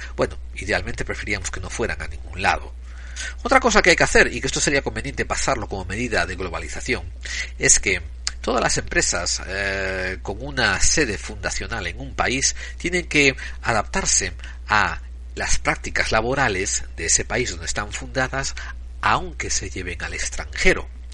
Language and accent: Spanish; Spain; moved away; soy un español en el exilio